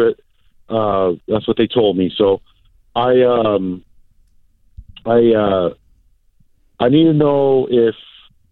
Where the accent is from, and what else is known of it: Hawaii, United States; born or raised there; moved away as an adult; now in California, United States